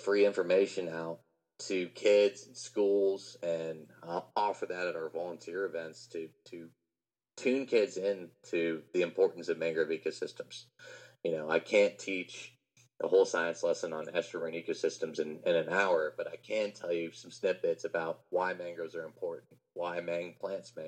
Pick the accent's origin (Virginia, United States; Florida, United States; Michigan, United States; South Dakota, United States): Florida, United States; I grew up in Florida my whole life